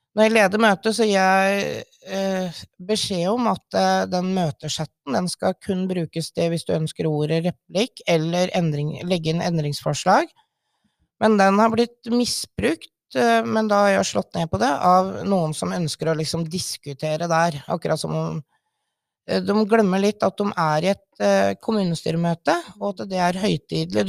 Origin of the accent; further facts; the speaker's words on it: Sørumsand, Akershus, Norway; moved away as an adult; now in Våler, Norway; Jeg er egentlig fra Sørumsand, i Sørum kommune